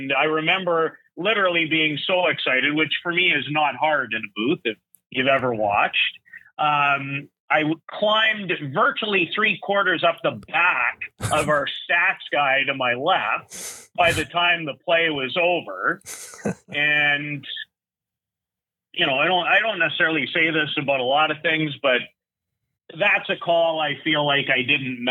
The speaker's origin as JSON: {"language": "English", "town": "Saskatoon", "region": "Saskatchewan", "country": "Canada", "tie": "born or raised there", "said": "I grew up in Saskatoon"}